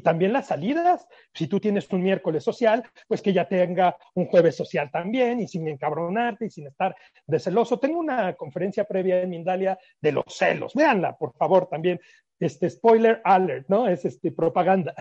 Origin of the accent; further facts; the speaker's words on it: Mexico; ya saben cómo somos los mexicanos, somos muy románticos